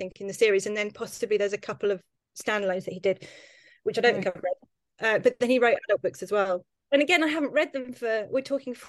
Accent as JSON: {"language": "English", "town": "Tunbridge Wells", "region": "South East England", "country": "United Kingdom", "tie": "born or raised there", "said": "I grew up in Tunbridge Wells"}